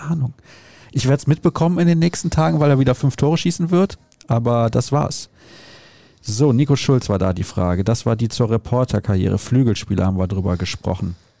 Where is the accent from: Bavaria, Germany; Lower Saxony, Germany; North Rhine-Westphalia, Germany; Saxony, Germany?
North Rhine-Westphalia, Germany; Solingen; ich bin in Solingen aufgewachsen, da gab es die Nähe zu Köln halt einfach